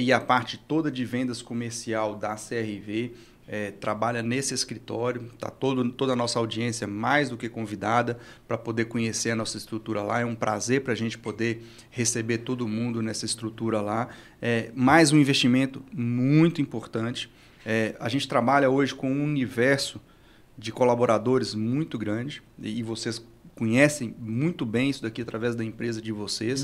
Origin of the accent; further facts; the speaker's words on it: Minas Gerais, Brazil; eu sou mineiro